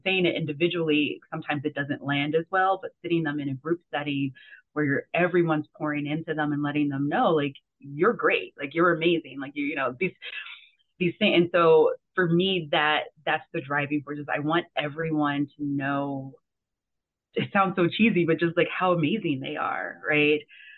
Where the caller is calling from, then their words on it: Scottsdale, Arizona, United States; Normally I would say sunny Scottsdale, Arizona, but it's a little cloudy today.